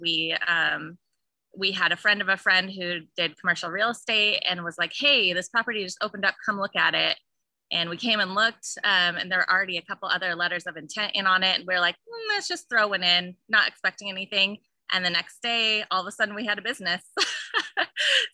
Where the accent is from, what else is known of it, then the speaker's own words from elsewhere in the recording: Coeur d'Alene, Idaho, United States; I was born and raised here in Coeur d'Alene